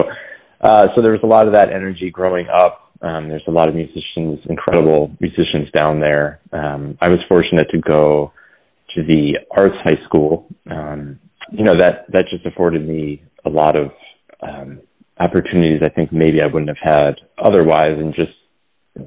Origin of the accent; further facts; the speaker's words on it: Philadelphia, Pennsylvania, United States; moved away; that kid in high school growing up in Philly